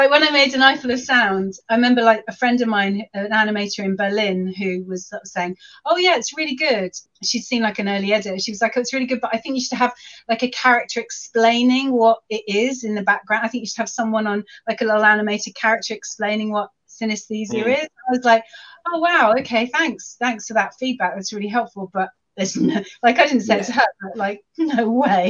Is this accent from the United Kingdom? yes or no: yes; London, United Kingdom; moved away as an adult; now in Shropshire, United Kingdom; I grew up in London and I lived in London for a really long time, but then I got married and I moved to Shropshire